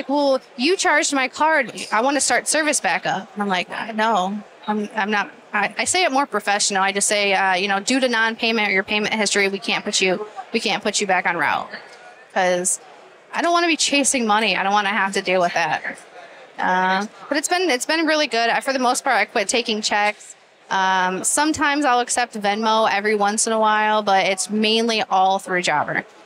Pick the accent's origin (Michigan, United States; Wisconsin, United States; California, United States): Michigan, United States; Inkster; I grew up in Inkster in the ghetto